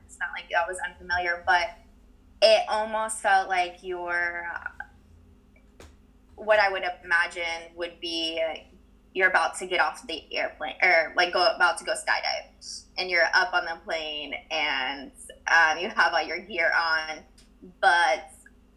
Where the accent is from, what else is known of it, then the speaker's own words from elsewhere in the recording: Centerville, Ohio, United States; moved away as an adult; now in Loma Linda, United States; born and raised in Dayton, Centerville, Ohio. But I work and currently live in Loma Linda, California